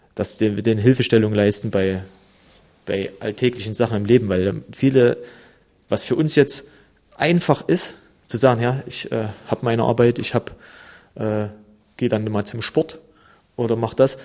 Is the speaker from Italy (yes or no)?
no; Germany; wir haben äh, als Deutsche halt auch von denen ihrer Kultur halt viel mitbekommen